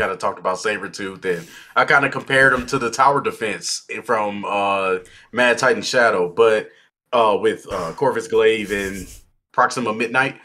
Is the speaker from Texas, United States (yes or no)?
yes; Texas, United States; now in Idaho, United States; I'm from Texas and I moved to Idaho